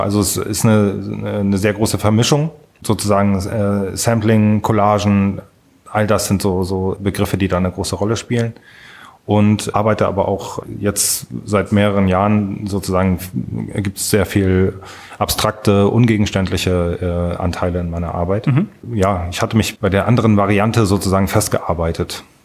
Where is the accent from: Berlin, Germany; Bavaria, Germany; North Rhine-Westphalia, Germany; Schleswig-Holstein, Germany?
Schleswig-Holstein, Germany; Kiel; moved away as an adult; now in Frankfurt am Main, Germany; ich bin in Kiel äh, in der Nähe von Kiel aufgewachsen, äh, bin in Kiel zur Schule gegangen, habe dort auch studiert